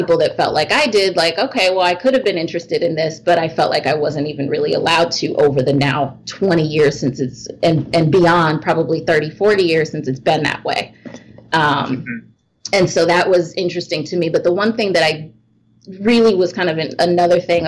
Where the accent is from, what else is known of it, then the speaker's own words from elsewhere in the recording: Oak Park, Illinois, United States; I grew up in Oak Park